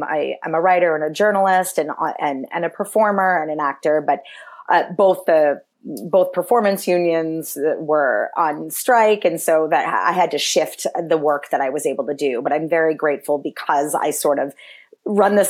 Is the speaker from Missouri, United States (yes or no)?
no; Massachusetts, United States; also born or lived in New York City; now in Los Angeles, United States; I'm originally from Massachusetts. I now live in Los Angeles.